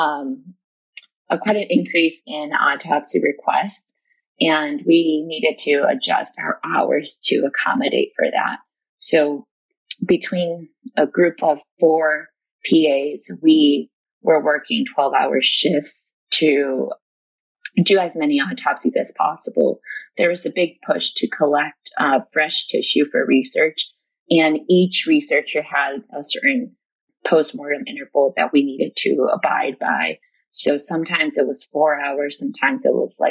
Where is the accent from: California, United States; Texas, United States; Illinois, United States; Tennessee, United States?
Illinois, United States; Chicago; moved away as an adult; now in New York City, United States; I was born in Chicago, so I've always been a city girl